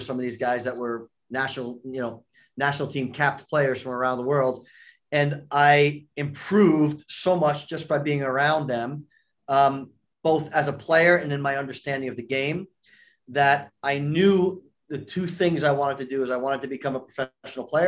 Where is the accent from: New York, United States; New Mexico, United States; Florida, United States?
New York, United States; just outside; moved away; also born or lived in Cincinnati, Ohio; I grew up in New York, just outside New York